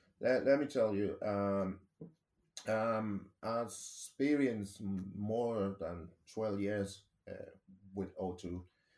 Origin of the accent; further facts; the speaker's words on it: Nicaragua; English is a second language; moved away as an adult; now in United Kingdom; and I remember when I moved to the UK, because I'm originally from Latin America, a tiny country called Nicaragua, I explored multiple opportunities.